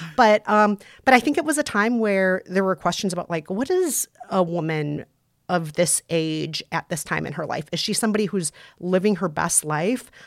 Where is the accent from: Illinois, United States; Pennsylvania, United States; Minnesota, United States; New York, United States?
Minnesota, United States; I grew up in Minnesota, and tornado drills were a daily thing in school growing up in the springtime